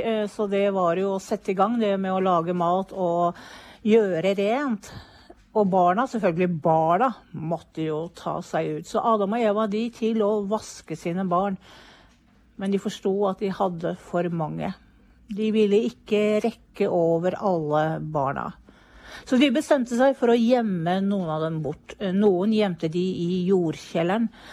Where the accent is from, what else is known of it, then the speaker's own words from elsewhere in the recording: Hvaler, Østfold, Norway; moved away; jeg kommer fra Hvaler